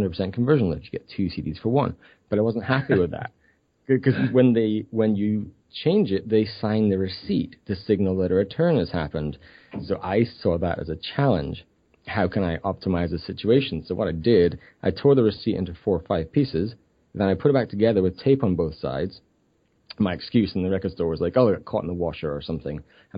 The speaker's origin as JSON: {"language": "English", "region": "Scotland", "country": "United Kingdom", "tie": "born or raised there", "moved": "as an adult", "lives_now": "Vancouver, Canada", "said": "I grew up in a tiny village in Scotland. My accent is really diminished."}